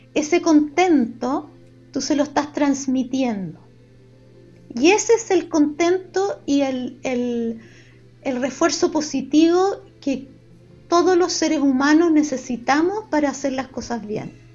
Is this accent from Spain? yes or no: no; Chile; accent: Chilean; Hablamos en español con nuestro acento chileno que se salta las S